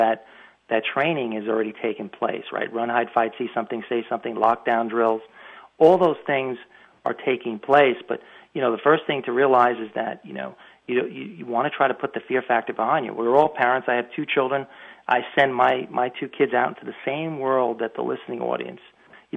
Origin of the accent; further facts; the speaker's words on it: Long Island, New York, United States; moved away; I'm from Long Island originally